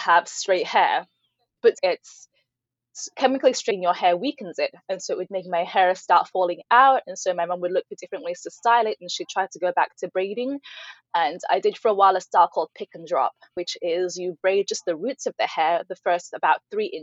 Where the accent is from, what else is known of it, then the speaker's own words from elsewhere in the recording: Norwich, East of England, United Kingdom; first language Ibibio; English is a second language; also born or lived in Nigeria; I grew up in the city I grew up in England, Norwich, England